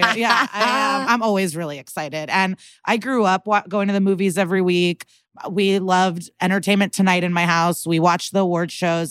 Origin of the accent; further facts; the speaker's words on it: Skokie, Illinois, United States; I'm from Skokie